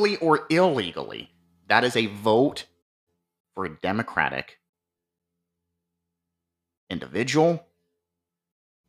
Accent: Ohio, United States; here in my home state of Ohio

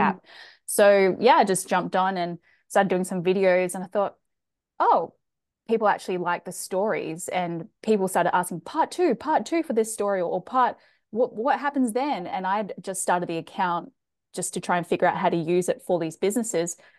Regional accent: Australia; accent: Australian; also born or lived in Chile; i am from australia as you can tell from my accent i've done a lot of travel i've lived in other countries growing up um, South America. We lived in Chile

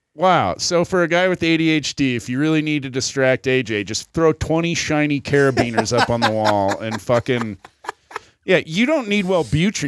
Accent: South Dakota, United States; moved away; also born or lived in Colorado; I was from South Dakota

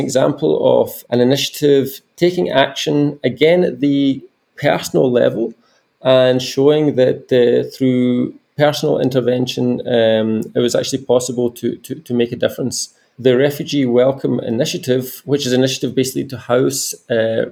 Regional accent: Glasgow, Scotland, United Kingdom; now in Germany; I'm originally from Glasgow in Scotland, in the United Kingdom

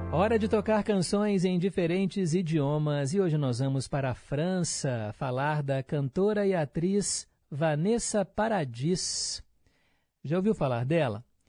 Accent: Milionários, Barreiro, Minas Gerais, Brazil; Morava lá no meu bairro, lá no Milionários, no Barreiro

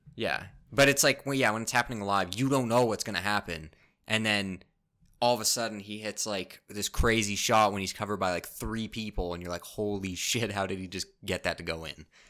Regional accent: Canada; as a Canadian

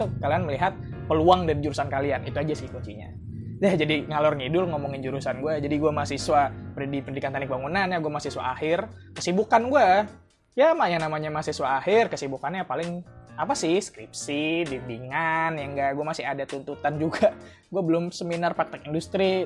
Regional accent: Bekasi, West Java, Indonesia; moved away as an adult; now in Surakarta, Indonesia; kampung halaman gue

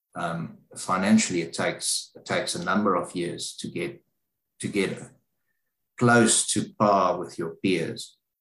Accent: South Africa; moved away as an adult; now in Australia; I'm a South African um, from you know, so I grew up in South Africa. I've spent almost 39 years of my life in South Africa.

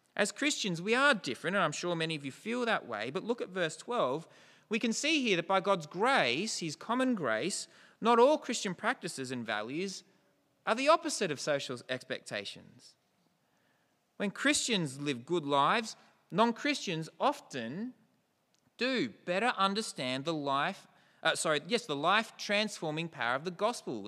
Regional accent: New South Welshman, New South Wales, Australia; We don't predominantly see ourselves as Australian, as New South Welshman

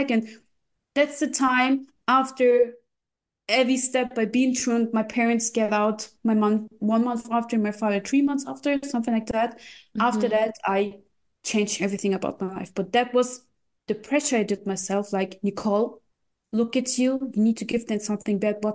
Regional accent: Russia; English is a second language; Because we came from Russia, we did my my parents did a lot for me and I couldn't give something back.

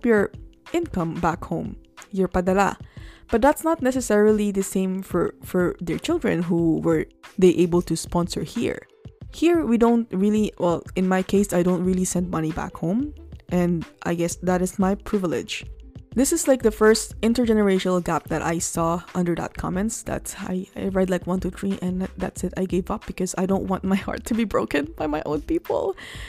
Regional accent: Philippines; now in Montreal, Canada; our community as Filipinos living in Quebec

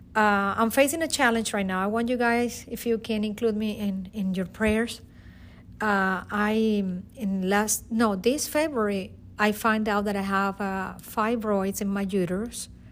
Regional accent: Caracas, Capital District, Venezuela; English is a second language; moved away as an adult; now in United States; I am from Caracas, Venezuela. I came to United States in two thousand and four.

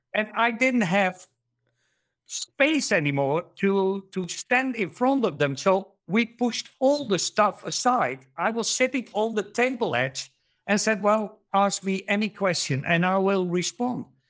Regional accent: Netherlands; also born or lived in Germany; I'm from the Netherlands, Germany

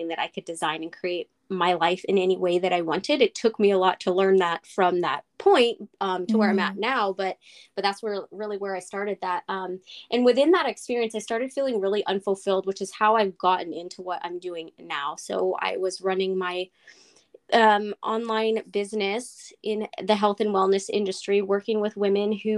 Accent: Northern California, United States; I'm from Northern California in the little town about 45 minutes north of San Francisco, and I've lived in California all my life

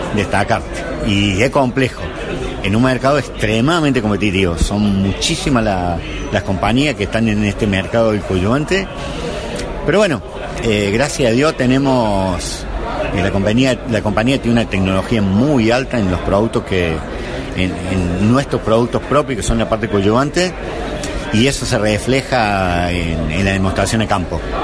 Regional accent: Córdoba, Argentina; como representante cordobés

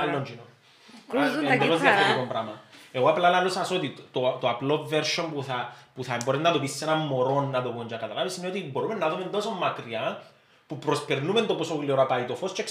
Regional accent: Syros, South Aegean, Greece; Είμαι σύρος, είμαι σύρος.

